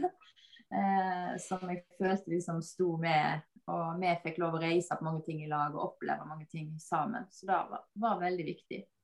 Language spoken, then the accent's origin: Norwegian; Bømlo, Vestland, Norway; moved away; jeg kommer opprinnelig fra Bømlo